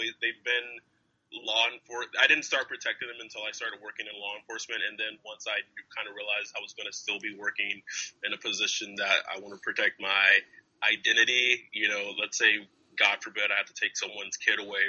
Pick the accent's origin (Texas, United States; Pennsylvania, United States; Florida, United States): Texas, United States; Lubbock; moved away as an adult; now in California, United States; I was born and raised in Lubbock, Texas, where Texas Tech is located